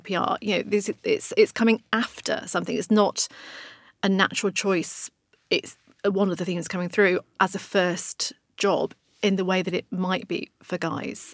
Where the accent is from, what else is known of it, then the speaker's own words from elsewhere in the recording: Blackburn, North West England, United Kingdom; I'm from Blackburn, let's say Blackburn